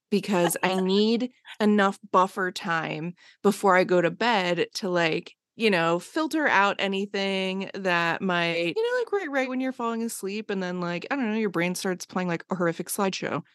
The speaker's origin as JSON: {"language": "English", "area": "Bucks County, outside Philadelphia", "region": "Pennsylvania", "country": "United States", "tie": "born or raised there", "moved": "yes", "lives_now": "Los Angeles, United States", "said": "I grew up just outside of Philly"}